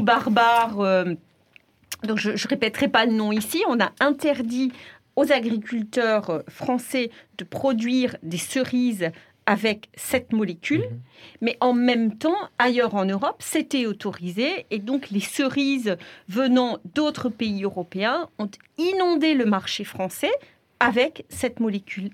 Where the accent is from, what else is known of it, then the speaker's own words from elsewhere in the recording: France; chez nous, en France